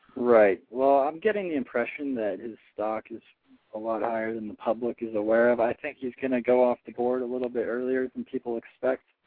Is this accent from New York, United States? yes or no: no; California, United States; I'm a West Coast guy. I grew up in California